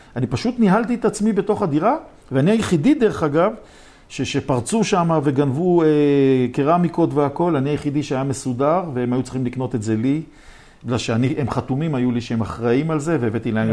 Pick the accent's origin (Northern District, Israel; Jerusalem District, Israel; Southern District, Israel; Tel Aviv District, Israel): Jerusalem District, Israel; Jerusalem; אני מירושלים